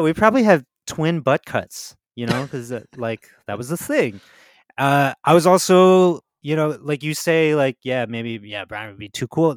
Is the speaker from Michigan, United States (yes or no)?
no; New Jersey, United States; I grew up in Jersey